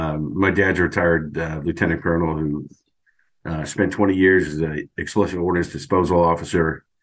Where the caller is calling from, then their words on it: Virginia, United States; Northern Virginia.